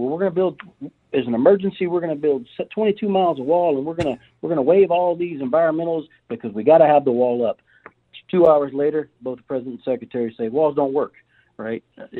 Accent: Georgia, United States; moved away as an adult; now in Rio Grande Valley, United States; So I'm originally from Georgia, but I spent about 10 years in the military before landing in the Border Patrol.

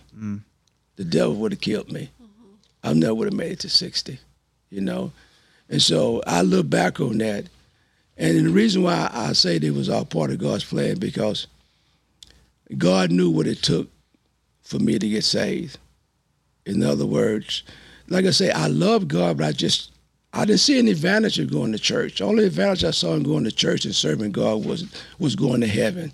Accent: Texas, United States; moved away as an adult; also born or lived in California; I grew up here in Texas loving USC.

